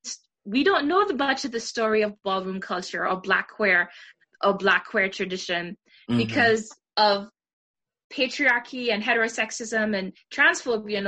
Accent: Trinidad & Tobago; growing up in Trinidad with my great aunt Gloria

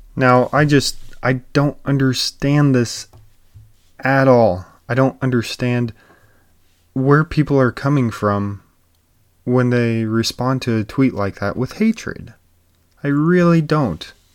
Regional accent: United States; as an American people

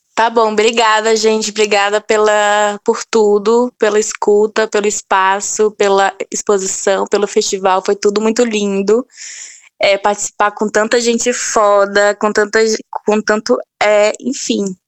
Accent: sertão of Bahia, Brazil; eu sou sertaneja do sertão da é, da Bahia

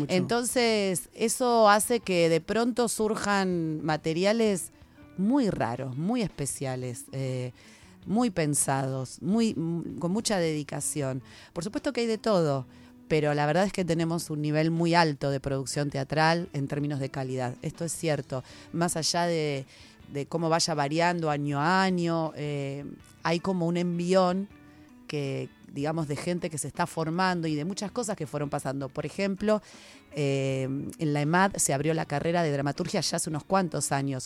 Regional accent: Buenos Aires, Argentina; unos cursos gratuitos en el barrio, en Flores, yo soy de Flores

